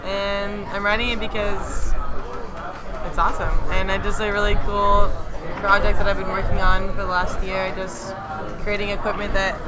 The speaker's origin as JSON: {"language": "English", "town": "Dana Point", "region": "California", "country": "United States", "said": "I'm from Dana Point"}